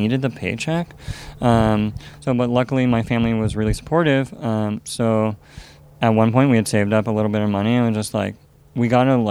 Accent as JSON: {"language": "English", "town": "Fremont", "region": "California", "country": "United States", "tie": "born or raised there", "said": "I grew up in Alameda County, Union City, Fremont, Hayward, went to Moreau Catholic High School on Mission Boulevard in Hayward."}